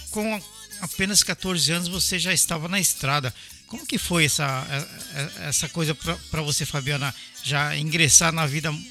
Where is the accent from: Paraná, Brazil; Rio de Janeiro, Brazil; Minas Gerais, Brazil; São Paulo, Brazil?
São Paulo, Brazil; Eu sou paulista também. Eu sou nascido em São Paulo